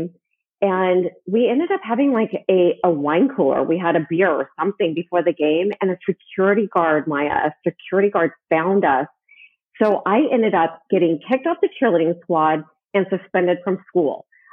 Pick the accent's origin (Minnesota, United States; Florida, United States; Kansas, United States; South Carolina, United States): Kansas, United States; Wichita; I'm from the Midwest. I grew up in Wichita, Kansas